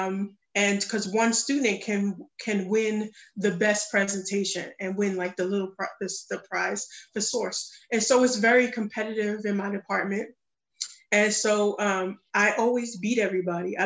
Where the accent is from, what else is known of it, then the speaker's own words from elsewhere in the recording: New York City, New York, United States; moved away; I'm from the Bronx, New York